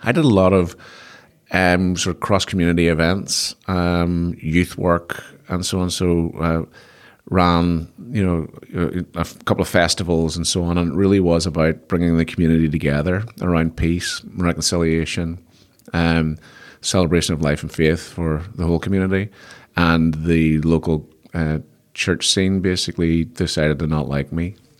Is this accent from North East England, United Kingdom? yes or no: no; Belfast, Northern Ireland, United Kingdom; I'm from Belfast